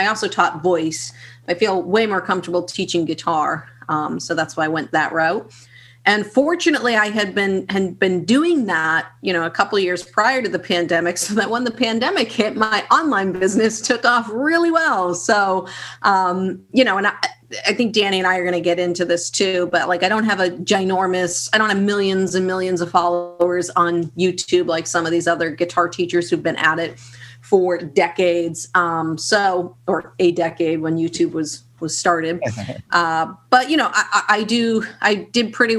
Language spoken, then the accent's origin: English; Boston, Massachusetts, United States; I'm from Boston, Massachusetts